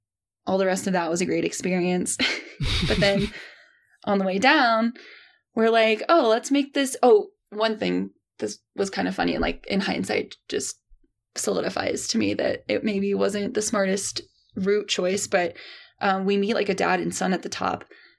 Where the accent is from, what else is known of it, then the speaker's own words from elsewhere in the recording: Midwest, United States; I grew up in the Midwest.